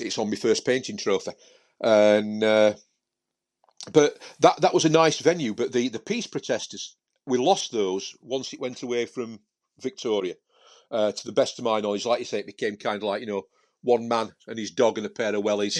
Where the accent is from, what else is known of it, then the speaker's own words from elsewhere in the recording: Sheffield, Yorkshire and the Humber, United Kingdom; I was from Sheffield